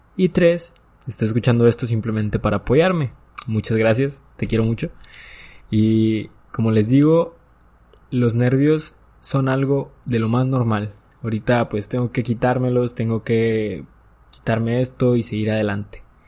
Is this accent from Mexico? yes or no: yes; Nueva Rosita, Coahuila, Mexico; yo soy de Nueva Rosita